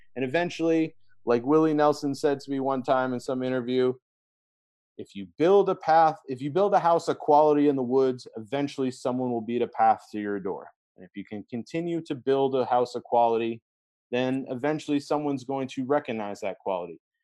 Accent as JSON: {"language": "English", "town": "Brunswick", "region": "Maine", "country": "United States", "tie": "born or raised there", "said": "Brunswick, which is my hometown in mm-hmm. Maine"}